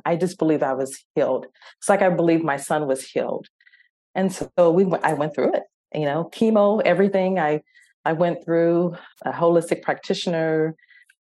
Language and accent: English; San Diego, California, United States; we're from San Diego